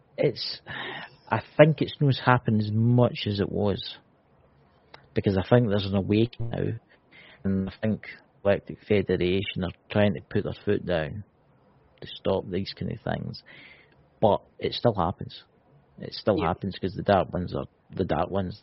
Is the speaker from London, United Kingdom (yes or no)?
no; Scotland, United Kingdom; I'm Scottish. What Look, I'm Scottish.